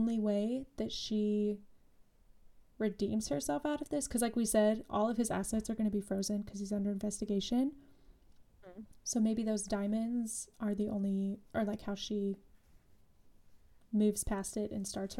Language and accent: English; Utah, United States; Growing up in Utah